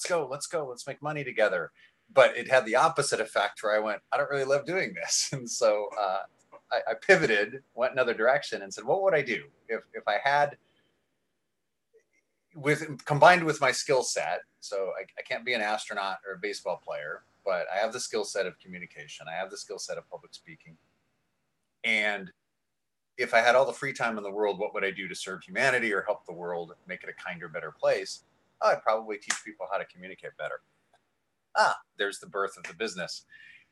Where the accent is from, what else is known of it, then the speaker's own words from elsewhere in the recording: Canada; now in Vancouver, Canada; Been in Vancouver for 6.5 years now. I'm Canadian